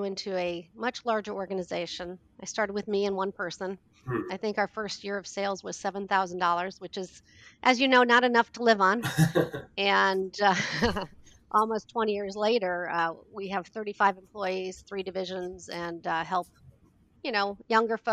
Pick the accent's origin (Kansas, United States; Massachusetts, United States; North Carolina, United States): Kansas, United States; also born or lived in Hoffman Estates, Illinois / Cary, Illinois; now in Illinois, United States; I was raised in Kansas